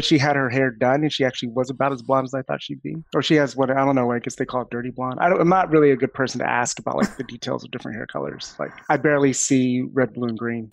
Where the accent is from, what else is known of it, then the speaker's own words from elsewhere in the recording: Florida, United States; I'm from Florida